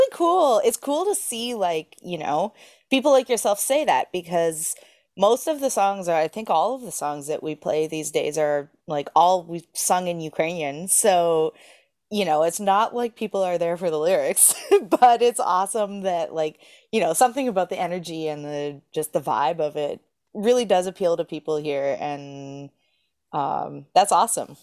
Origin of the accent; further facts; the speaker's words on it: Edmonton, Alberta, Canada; moved away as an adult; also born or lived in Brandon, Manitoba; now in Newfoundland, Canada; I was born in Edmonton, Alberta, and I grew up there